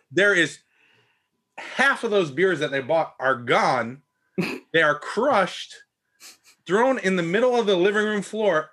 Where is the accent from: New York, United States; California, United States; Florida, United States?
Florida, United States; I'm from Florida